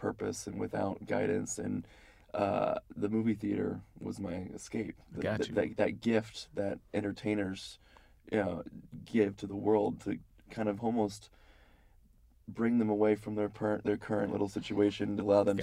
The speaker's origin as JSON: {"language": "English", "town": "Dallas", "region": "Texas", "country": "United States", "tie": "born or raised there", "moved": "as an adult", "lives_now": "Los Angeles, United States", "said": "I originally grew up in Dallas, Texas"}